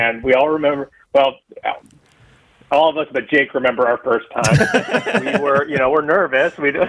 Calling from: Maui, Hawaii, United States; I'm calling from Maui.

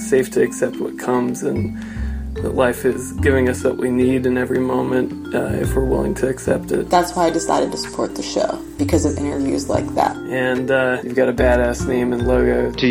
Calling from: Oakland, California, United States; I'm from Oakland, California.

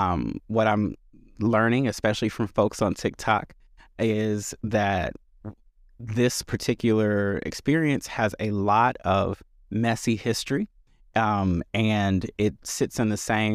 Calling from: Chicago, Illinois, United States; My pronouns are he, him, and I am joining from Chicago, where I serve in a few roles.

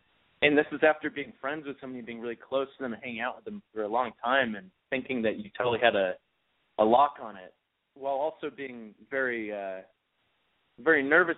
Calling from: New York, United States; 24, New York.

